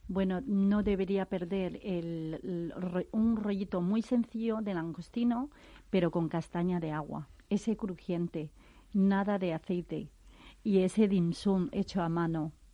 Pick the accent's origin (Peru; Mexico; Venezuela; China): China; now in Spain